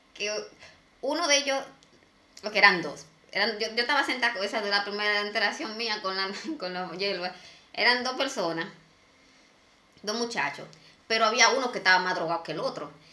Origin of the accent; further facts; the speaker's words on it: Santo Domingo Este, Distrito Nacional, Dominican Republic; yo me crié en Lomina